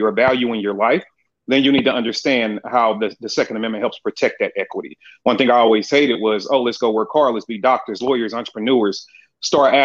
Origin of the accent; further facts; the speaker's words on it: St. Louis, Missouri, United States; moved away as an adult; now in Atlanta, United States; I'm from St. Louis, Missouri, born and raised. I've recently, mid last year, moved to Atlanta, Georgia, or the surrounding areas, if you will